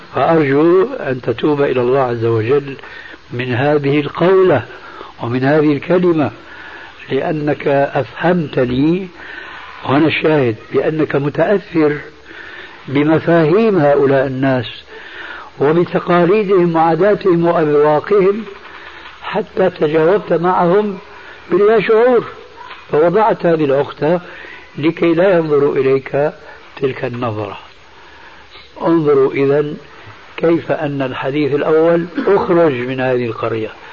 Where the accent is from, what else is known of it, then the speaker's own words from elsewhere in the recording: Syria; عندنا في سوريا